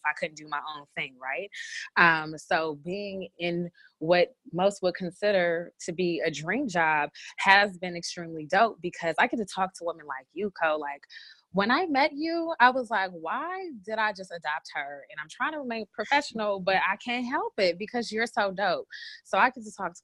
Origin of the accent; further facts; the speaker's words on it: Bay Area, California, United States; moved away; the Bay Area where I'm from